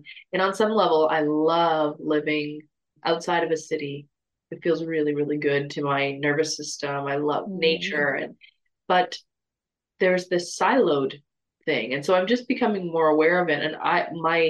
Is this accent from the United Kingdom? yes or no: no; Toronto, Ontario, Canada; moved away; I'm from Toronto, big city, lots of people from all over the world